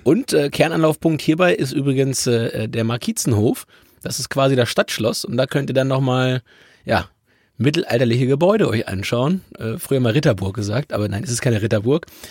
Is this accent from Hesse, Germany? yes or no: no; Hamburg, Germany; für mich als Hamburger